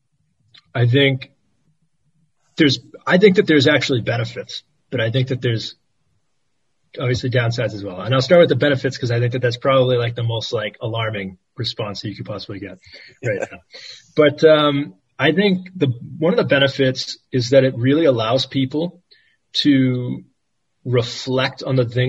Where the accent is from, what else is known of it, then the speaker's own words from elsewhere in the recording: United States; moved away; As an American